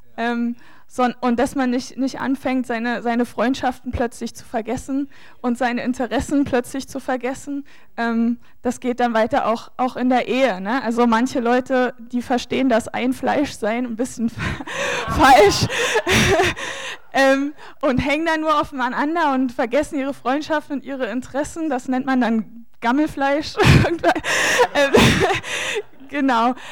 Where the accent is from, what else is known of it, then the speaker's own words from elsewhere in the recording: Saxony, Germany; bei uns in Sachsen